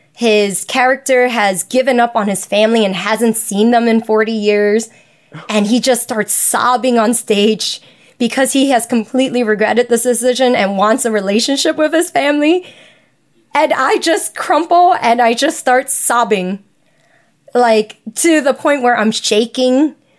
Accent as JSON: {"language": "English", "town": "New York City", "region": "New York", "country": "United States", "tie": "born or raised there", "said": "I was born and raised here in New York City."}